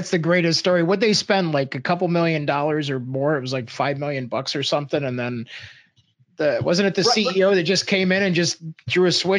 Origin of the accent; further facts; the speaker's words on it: Chicago, Illinois, United States; growing up in Chicago